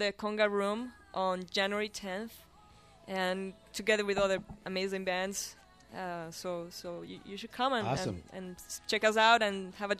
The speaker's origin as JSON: {"language": "English", "country": "Colombia", "second_language": "English", "moved": "yes", "said": "I'm from Colombia."}